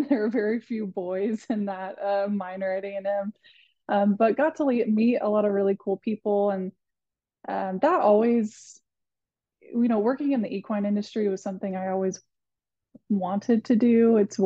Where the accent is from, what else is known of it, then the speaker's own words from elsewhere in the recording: Athens, Texas, United States; moved away as an adult; now in Fort Worth, United States; I'm from Athens, Texas, which is like northeast Texas, kind of near Tyler. Lived there, grew up there my entire life